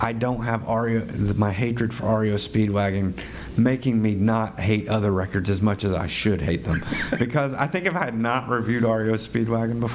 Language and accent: English; Johnson City, Tennessee, United States; my hometown of Johnson City, Tennessee